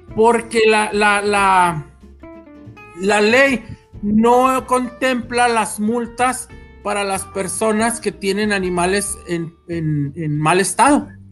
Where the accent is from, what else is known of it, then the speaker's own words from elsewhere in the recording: Mexico; Somos mexicanos